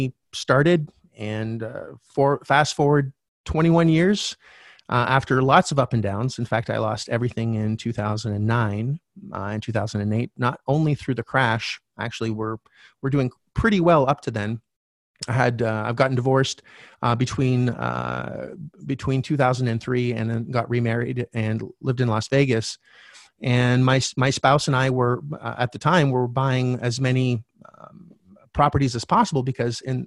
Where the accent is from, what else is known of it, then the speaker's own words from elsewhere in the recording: Canada; I'm originally from Canada.